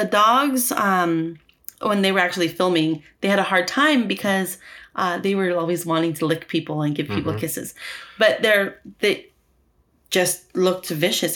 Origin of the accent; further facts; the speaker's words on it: Los Angeles, California, United States; I'm brown and I'm from South Central